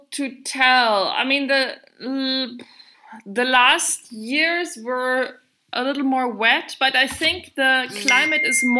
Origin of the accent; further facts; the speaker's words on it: Germany; moved away as an adult; also born or lived in Syria / Egypt / southern Italy; now in Italy; I am originally from Germany, but I haven't lived in Germany for many, many years. And instead, I've been living a little bit around the world in several countries in the Middle East and in Africa as well.